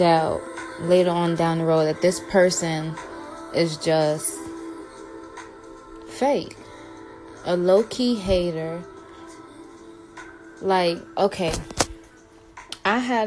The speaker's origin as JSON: {"language": "English", "town": "New York City", "region": "New York", "country": "United States", "tie": "born or raised there", "also_born_or_lived": "North Carolina", "moved": "as an adult", "said": "I have, like, relocated from my hometown, which is New York City"}